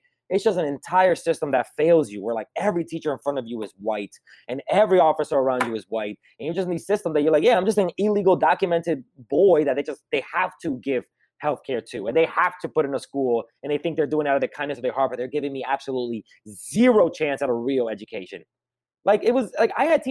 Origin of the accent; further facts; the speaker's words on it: New York, United States; I grew up in America like during Clinton